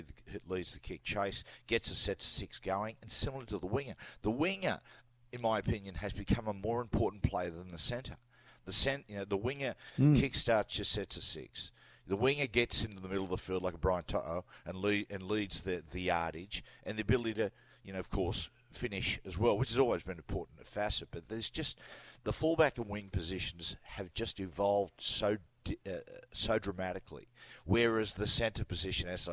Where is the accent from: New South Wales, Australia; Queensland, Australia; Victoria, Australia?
New South Wales, Australia; Newcastle; I had, 10 years at Newcastle Knights. I was playing for my hometown